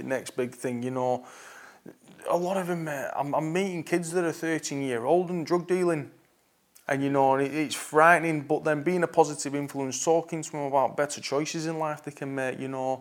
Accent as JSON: {"language": "English", "town": "Preston", "region": "North West England", "country": "United Kingdom", "tie": "born or raised there", "said": "I'm born and bred in Preston, currently live just outside of Preston"}